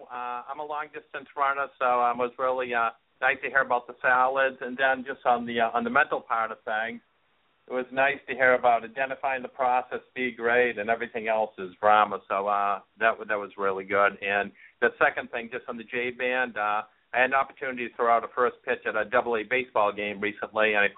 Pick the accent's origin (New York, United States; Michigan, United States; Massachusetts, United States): Massachusetts, United States; Boston; accent: thick Boston; I'm from Boston, so I apologize up front if uh, I have that thick Boston accent.